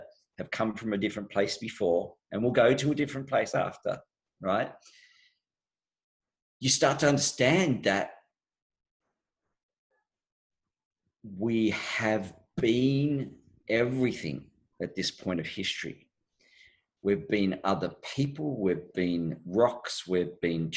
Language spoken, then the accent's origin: English; Australia; I was born in Australia, but my background is my mother came from Canada